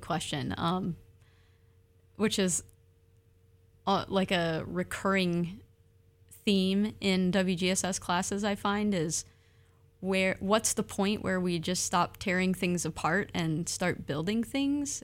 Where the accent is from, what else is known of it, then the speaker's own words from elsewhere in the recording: Michigan, United States; now in Oregon, United States; I'm from Michigan, those are stolen lands.